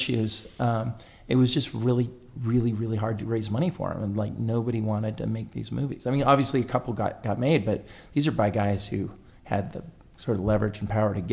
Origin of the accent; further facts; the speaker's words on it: Northern California, United States; I'm originally from Northern California